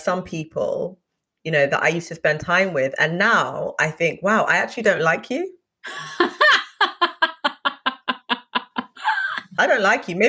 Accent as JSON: {"language": "English", "country": "Uganda", "said": "I'm from Uganda."}